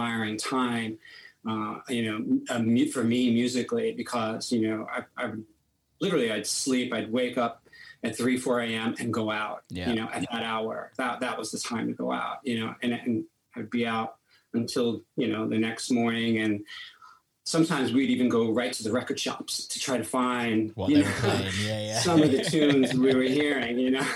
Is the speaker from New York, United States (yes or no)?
yes; New York City, New York, United States; we grew up in Brooklyn, in Bensonhurst, Brooklyn, Italian neighborhood.